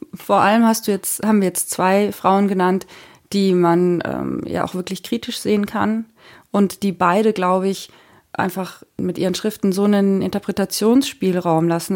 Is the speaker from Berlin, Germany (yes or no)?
no; Franconia, Bavaria, Germany; moved away; also born or lived in Munich; Ich bin auch in München geboren, in Franken aufgewachsen